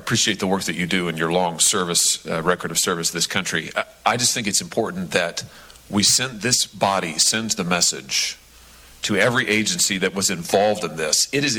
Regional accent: Missouri, United States; my home state of Missouri.

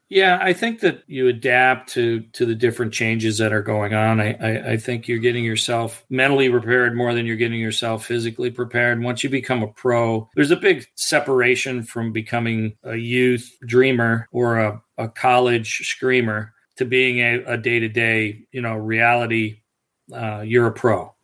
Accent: Detroit, Michigan, United States; I played primarily baseball growing up in Detroit

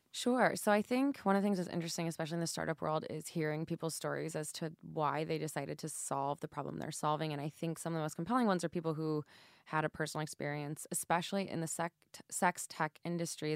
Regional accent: St. Louis, Missouri, United States; moved away; my hometown

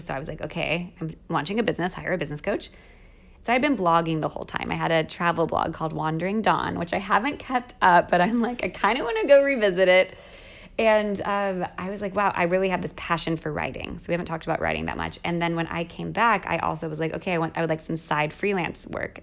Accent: United States; moved away as an adult; also born or lived in Mexico City, Mexico; now in Rome, Italy; as an American

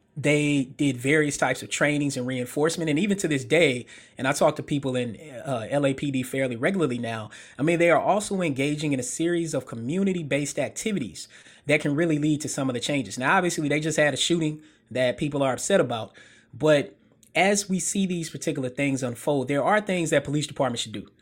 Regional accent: Murfreesboro, Tennessee, United States; moved away; also born or lived in Memphis; I'm a Tennes-, native Tennessean, born and bred

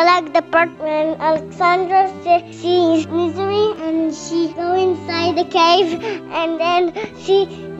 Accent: Israel; I'm from Israel

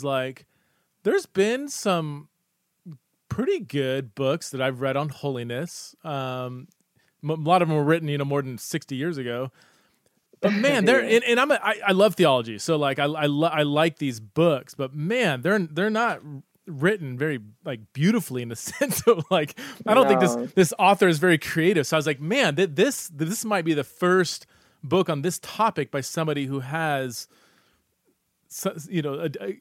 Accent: Boise, Idaho, United States; it's in Boise, Idaho, okay? My hometown

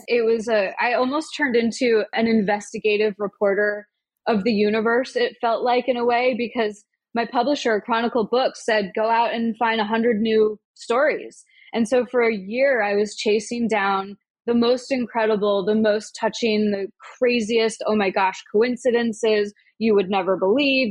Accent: Omaha, Nebraska, United States; now in New York City, United States; the bookstore in my hometown, Omaha

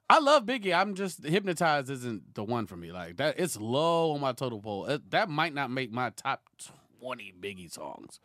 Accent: Houston, Texas, United States; also born or lived in San Francisco Bay Area, California; born in the Bay, but grew up in Houston, Texas

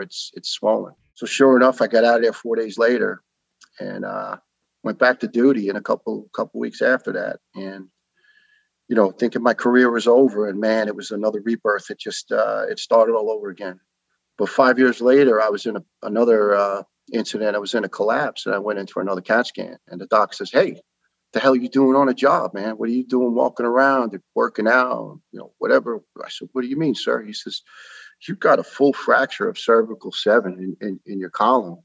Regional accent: New York City, New York, United States; accent: New York; moved away as an adult; also born or lived in Ireland; now in Tennessee, United States; I'm a proud uh, New York born and raised boy.

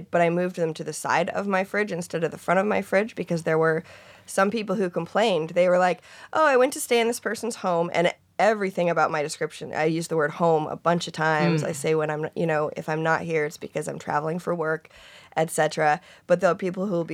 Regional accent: Seattle, Washington, United States; my home that I Airbnb is in Seattle, which is my hometown.

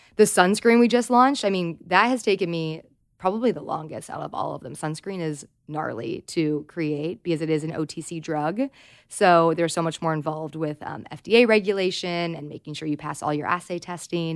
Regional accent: Southern California, United States; I grew up in Southern California

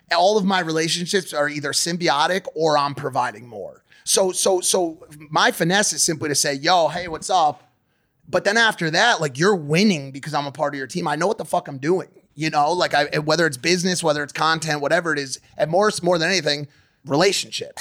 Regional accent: United States; I was born not in New York City, but close enough

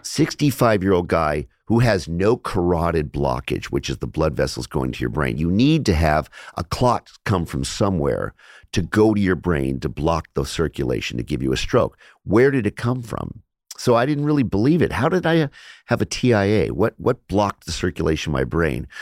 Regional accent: Los Angeles, California, United States; I grew up in Los Angeles

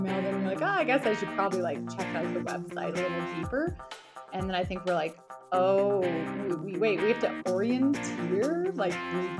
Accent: Airdrie, Alberta, Canada; moved away as an adult; also born or lived in Canmore, Alberta / Bow Valley, Alberta; now in Yukon, Canada; Okay, so I mean, I grew up in Airdrie, Alberta, but my family's initially from the Bow Valley. So kind of roots in Harvey Heights and Exshaw. So I spent a ton of my childhood in Canmore with my grandparents

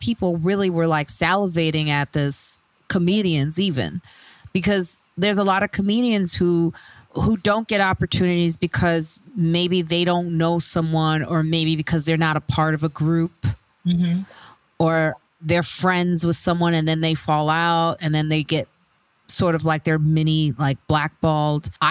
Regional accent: Chicago, Illinois, United States; I'm from Chicago

